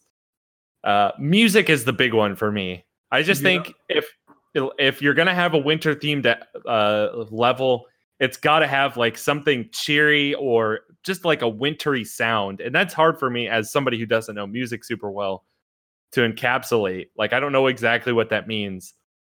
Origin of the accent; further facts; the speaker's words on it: Philadelphia, Pennsylvania, United States; now in Florida, United States; I grew up in Philly.